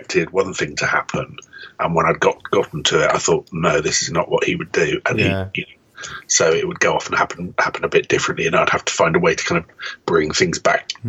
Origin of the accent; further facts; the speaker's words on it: United Kingdom; I am British